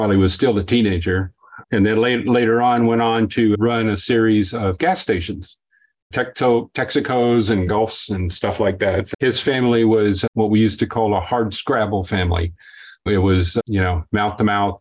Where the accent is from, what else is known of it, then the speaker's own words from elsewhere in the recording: Levelland, Texas, United States; I was born in Levelland, Texas, which is a tiny little town west of Lubbock, 1952